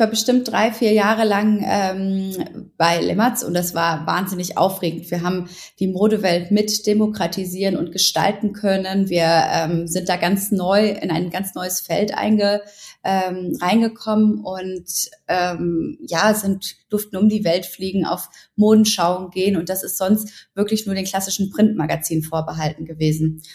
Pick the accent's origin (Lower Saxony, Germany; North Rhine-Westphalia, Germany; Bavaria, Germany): North Rhine-Westphalia, Germany; Ruhr area; ich komme aus dem Ruhrgebiet, ich bin relativ bodenständig, ähm, ich komme aus einem ganz tollen Elternhaus und bin mit wahnsinnig viel Liebe aufgewachsen